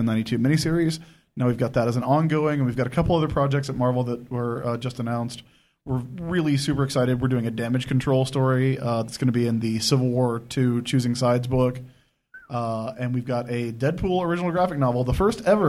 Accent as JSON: {"language": "English", "town": "Sumter", "region": "South Carolina", "country": "United States", "tie": "born or raised there", "also_born_or_lived": "Ohio", "said": "I was born in Ohio, but since I was 5, I have lived in Sumter, South Carolina"}